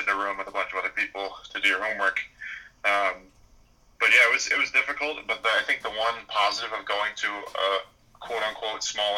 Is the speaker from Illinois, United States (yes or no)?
no; Long Island, New York, United States; also born or lived in Baldwin, New York / Rockville Centre, New York / Philadelphia / Brooklyn; I grew up on Long Island